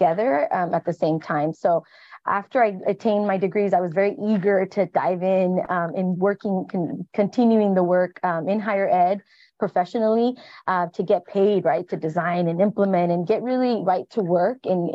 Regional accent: Baldwin Park, California, United States; I'm originally from Baldwin Park, California

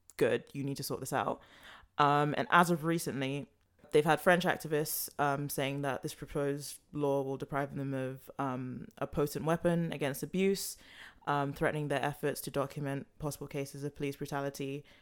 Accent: London, United Kingdom; I was born in London, I was raised in London

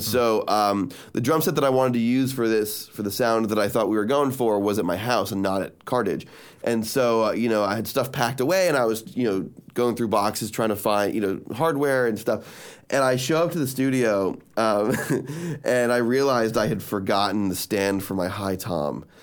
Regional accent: Miami, Florida, United States; I'm from Miami

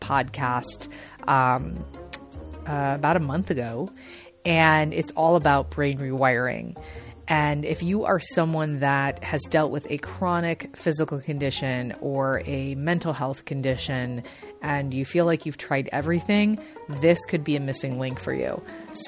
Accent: Chicago, Illinois, United States; now in San Diego, United States; I live in San Diego, but I am formerly from Chicago

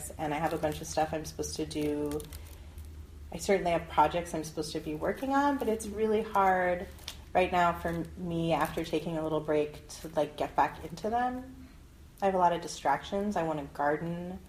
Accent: Westchester, New York, United States; also born or lived in Vancouver; I was raised in an upper middle class town in Westchester, New York.

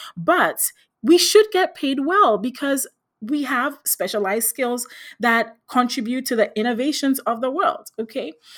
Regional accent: Ghana; moved away as an adult; also born or lived in Philadelphia, United States; I grew up in Ghana in West Africa

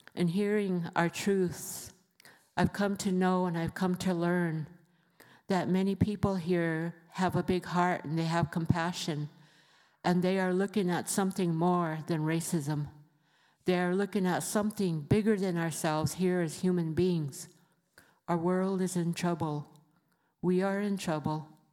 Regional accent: Rosebud, South Dakota, United States; I come from the Sichenghu Lakota Reservation in Rosebud, South Dakota

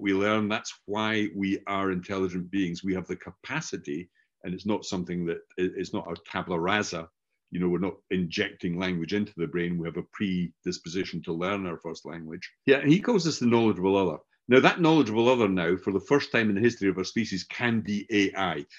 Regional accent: Scotland, United Kingdom; accent: Scottish; first language English; I grew up learning a Scottish variant of English because mm-hmm. everybody I knew was Scottish, hence my accent

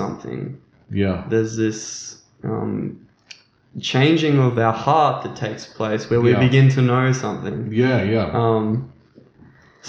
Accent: Australia; We are from Australia

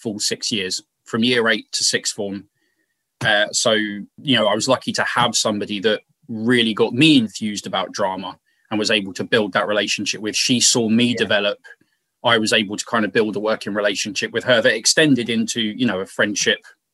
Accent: Milton Keynes, South East England, United Kingdom; I've just come from a place that almost has no identity of its own

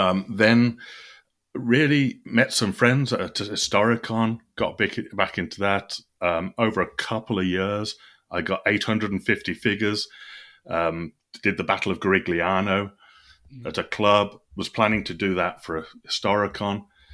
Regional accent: Birmingham, West Midlands, United Kingdom; I grew up in Birmingham, England, near a place called Solihull.

